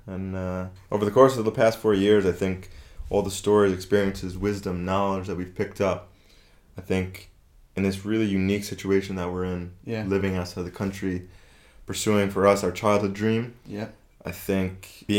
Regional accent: Massapequa Park, New York, United States; moved away as an adult; I grew up in Massapequa Park, New York, Long Island, southern New York, where the cool people are.

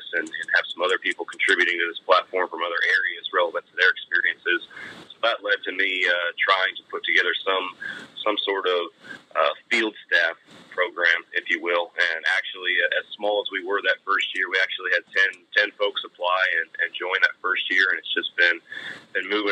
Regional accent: Texas, United States; I'm from Texas

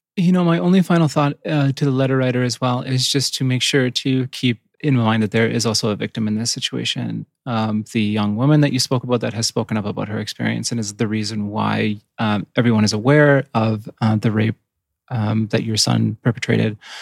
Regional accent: Yukon, Canada; I grew up in the Yukon, which is right next to Alaska

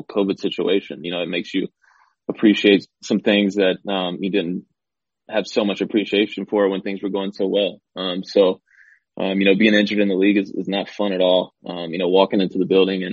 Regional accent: Spartanburg, South Carolina, United States; growing up in Spartanburg, South Carolina.

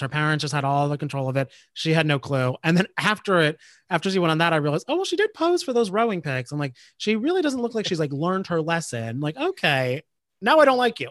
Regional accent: New Jersey, United States; I grew up in Jersey, so I was New Jersey

